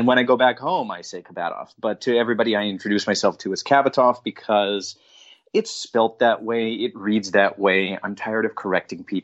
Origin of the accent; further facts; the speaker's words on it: Nelson, British Columbia, Canada; moved away; also born or lived in Trail, British Columbia / Vancouver; So I was born in a little town called Trail, BC, but raised just outside of Trail in a little town called Nelson in British Columbia